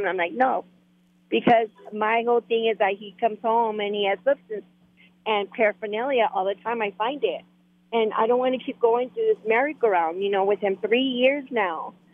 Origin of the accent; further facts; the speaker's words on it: Mexico; accent: Mexican; moved away; you could tell by my accent I'm Mexican.